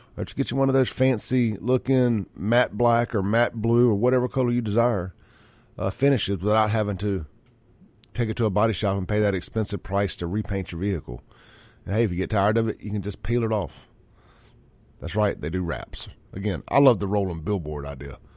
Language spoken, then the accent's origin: English; United States; as an American, America, beer drinking, red-blooded, flag-waving, American